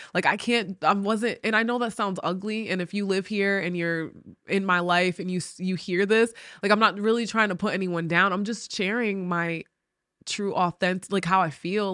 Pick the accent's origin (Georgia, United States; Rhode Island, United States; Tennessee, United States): Rhode Island, United States; moved away as an adult; now in West Virginia, United States; I grew up in New England, and it's the smallest state, Rhode Island, but it has a city vibe.